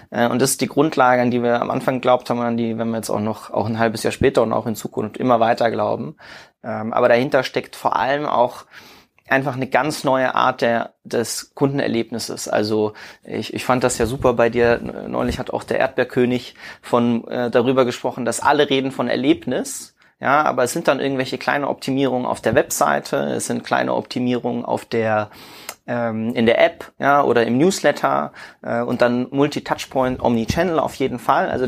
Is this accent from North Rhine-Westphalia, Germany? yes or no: no; Würzburg, Bavaria, Germany; also ich denke dabei immer an meine Heimatstadt {S0} Würzburg